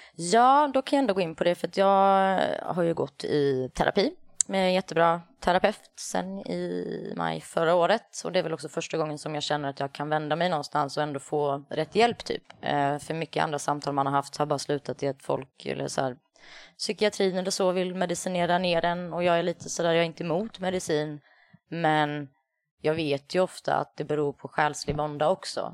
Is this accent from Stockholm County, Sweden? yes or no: no; Värnamo, Jönköping County, Sweden; moved away; sist jag var hemma i Värnamo